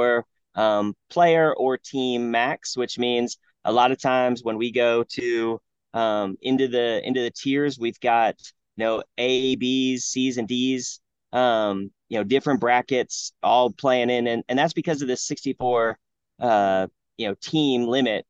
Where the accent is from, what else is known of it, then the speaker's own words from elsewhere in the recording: Ohio, United States; moved away; also born or lived in South Carolina; I grew up in Ohio